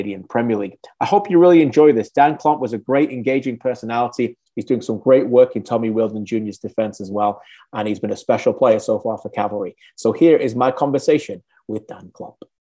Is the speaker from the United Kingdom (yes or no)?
yes; England, United Kingdom; I'm originally from England